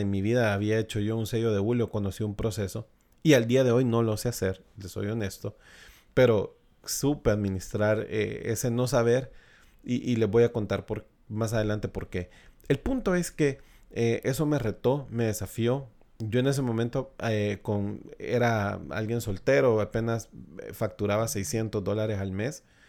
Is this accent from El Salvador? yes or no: yes; El Salvador; establecerme acá eh, en mi país, en El Salvador